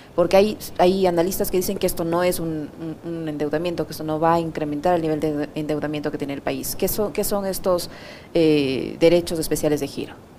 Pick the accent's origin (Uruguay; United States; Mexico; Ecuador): Ecuador; los ecuatorianos